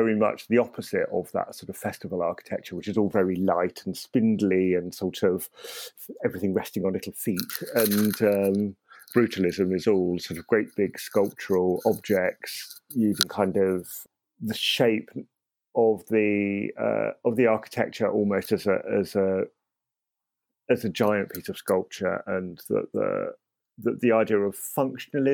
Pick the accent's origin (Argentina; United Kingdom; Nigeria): United Kingdom; Croydon, London; moved away as an adult; when I moved away from Croydon, and I lived in Croydon for about 30 years, when I moved away sort of in my early 30s